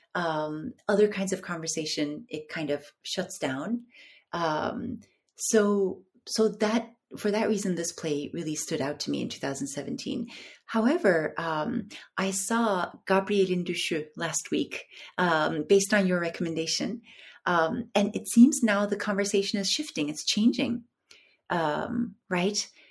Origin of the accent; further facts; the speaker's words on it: Istanbul, Turkey; also born or lived in North America; I'm I'm from Istanbul. I grew up here, but I uh, I lived in the in North America for a very long time